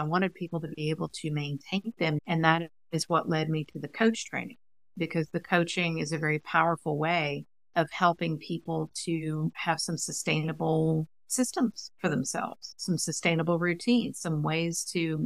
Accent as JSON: {"language": "English", "town": "Huntsville", "region": "Alabama", "country": "United States", "tie": "born or raised there", "said": "I grew up in Huntsville, Alabama"}